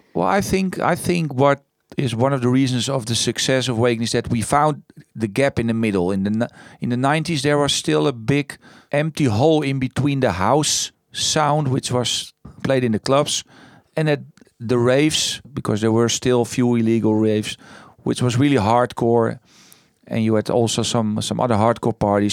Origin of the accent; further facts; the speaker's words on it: Netherlands; moved away as an adult; also born or lived in Amsterdam; I was born first in the Green Heart